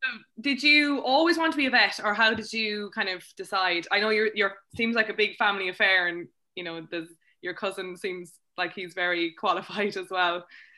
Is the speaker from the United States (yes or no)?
no; Cork, Munster, Ireland; I suppose I'm from Cork, so I've grown up with the name Gill Abbey